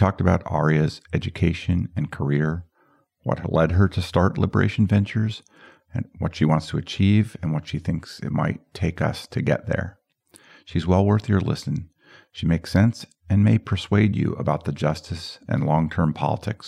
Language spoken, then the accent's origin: English; Boulder, Colorado, United States; I grew up in Boulder, Colorado